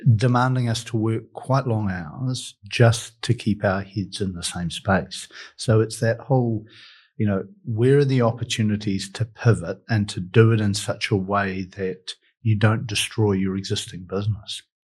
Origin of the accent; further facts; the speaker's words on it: New Zealand; as a New Zealander